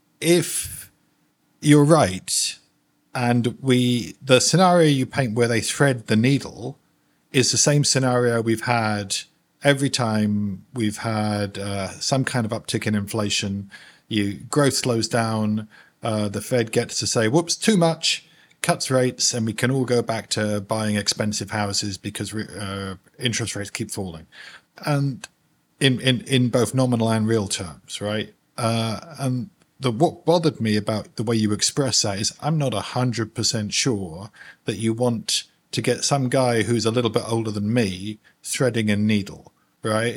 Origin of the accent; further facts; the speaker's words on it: United Kingdom; moved away; also born or lived in London; I'm from the UK originally. I'm British in most respects, really.